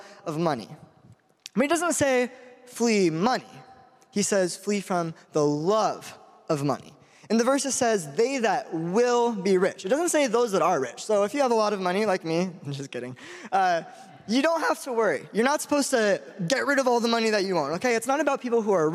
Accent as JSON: {"language": "English", "town": "Spokane", "region": "Washington", "country": "United States", "said": "I'm from Spokane, Washington."}